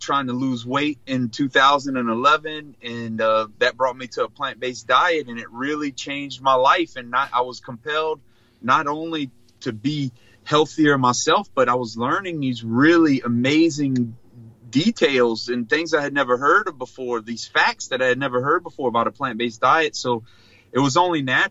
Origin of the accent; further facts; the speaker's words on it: Chackbay, Louisiana, United States; I'm a normal country Louisiana guy, born and raised in South Louisiana from a small rural community called Chack Bay